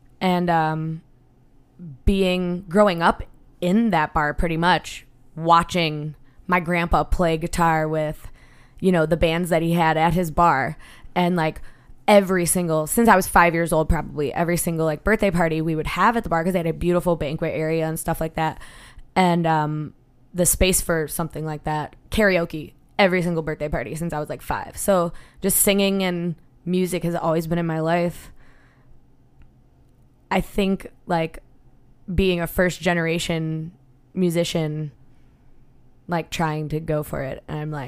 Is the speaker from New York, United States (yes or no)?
yes; Buffalo, New York, United States; moved away; I am from Buffalo, New York. I grew up, my grandma still lives there actually. Grew up like a mile from the Buffalo Bills Stadium